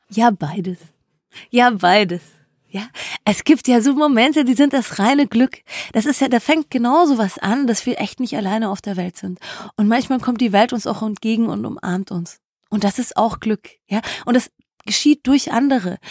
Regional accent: Germany; bei uns in Deutschland

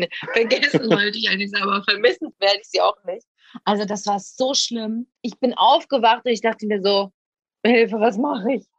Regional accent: Essen, North Rhine-Westphalia, Germany; moved away as an adult; now in Ibiza, Spain; dann wäre ich nie aus dieser Stadt gekommen, wo ich geboren bin

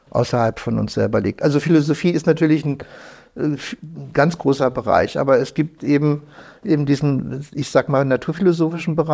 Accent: Lower Saxony, Germany; Nein, ich bin aufgewachsen in der Düneburger Heide. Ah ja, okay. Also so etwas nördlich von Wolfsburg.

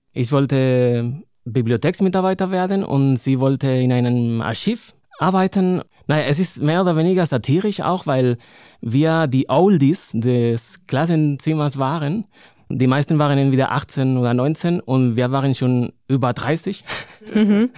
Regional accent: Madrid, Community of Madrid, Spain; first language Spanish; German is a second language; moved away as an adult; also born or lived in Cologne, Germany / Linz am Rhein, Germany; now in Bonn, Germany; in Madrid, in meiner Heimatstadt

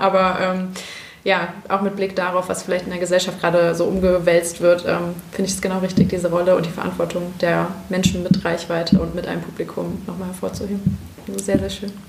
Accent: Bergisches Land, North Rhine-Westphalia, Germany; ich bin im Bergischen Land aufgewachsen

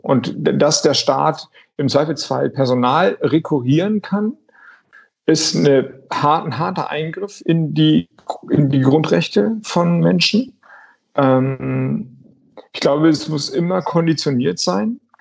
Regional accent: Flensburg, Schleswig-Holstein, Germany; ich komme ja aus Flensburg

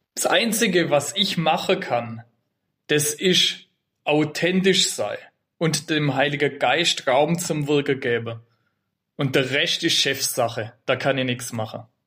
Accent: Vöhringen, Baden-Württemberg, Germany; also born or lived in Freiburg; bin gebürtig aus Föhringer, aus der Gemeinde Föhringer und wohne auch da.

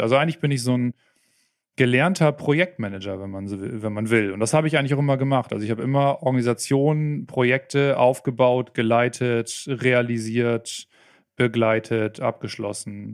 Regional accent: Oldenburg, Lower Saxony, Germany; accent: Plattdeutsch; Ich komme aus Norddeutschland, aus Oldenburg, kurz vor der Nordseeküste. Vielleicht hört man es zwischendurch mal ein bisschen durch, wenn ich mal so ein bisschen ins Plattdeutsch rüber

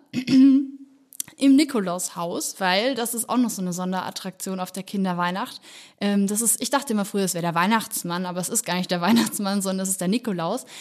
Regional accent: Nuremberg, Bavaria, Germany; ich komme auch ursprünglich aus Nürnberg, beziehungsweise meine Familie wohnt im Nürnberger Land

